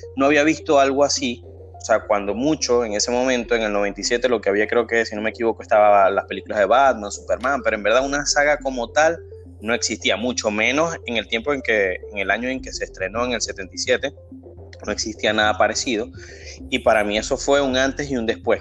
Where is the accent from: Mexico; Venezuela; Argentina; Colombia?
Venezuela; Maracaibo, Zulia; nosotros somos de Maracaibo